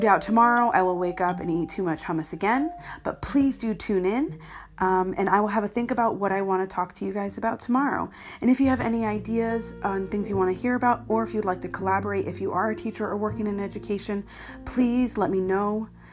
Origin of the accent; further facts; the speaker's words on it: United States; now in London, United Kingdom; I am an American living in London